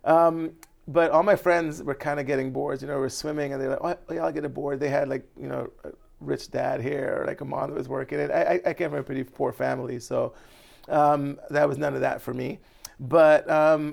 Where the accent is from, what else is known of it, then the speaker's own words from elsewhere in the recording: Barbados; now in New York, United States; I'm from Barbados. So when I grew up, I had that place